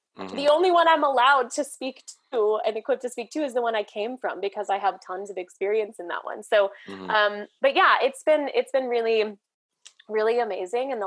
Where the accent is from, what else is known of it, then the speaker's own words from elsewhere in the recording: outside St. Louis, Missouri, United States; I grew up outside St. Louis